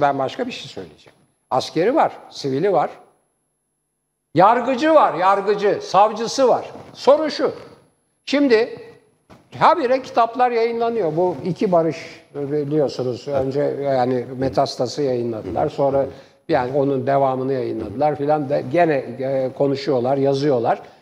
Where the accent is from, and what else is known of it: Istanbul, Turkey; born or raised there